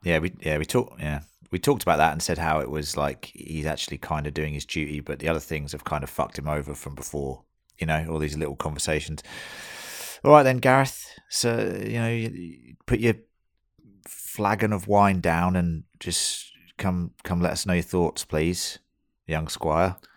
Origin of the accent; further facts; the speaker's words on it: United Kingdom; now in Australia; as we are all British